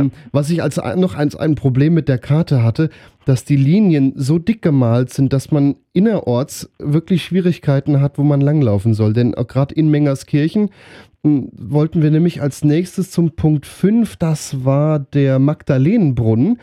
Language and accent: German; near Wetzlar, Hesse, Germany; Ich komme aus der Nähe von Wetzlar